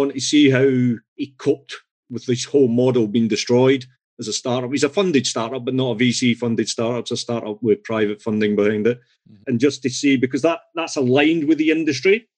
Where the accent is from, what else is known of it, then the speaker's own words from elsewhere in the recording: Scotland, United Kingdom; I'm Scottish.